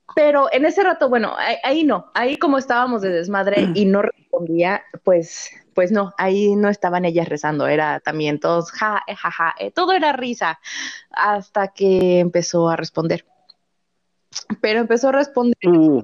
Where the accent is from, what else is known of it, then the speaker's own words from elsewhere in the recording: Mexico; mi pueblo, mi pueblo era todavía, pero ya no, pero en esa, en la época en la que esto ocurrió, en eh, que ocurrió la fecha que nos dijo la tabla, em, era como el punto intermedio entre, entre la Ciudad de México y una ciudad fronteriza